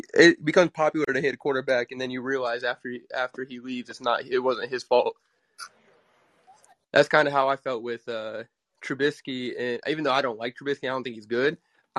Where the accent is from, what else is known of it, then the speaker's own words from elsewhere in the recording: Findlay, Ohio, United States; I was born in Finley, and that's where Ben's from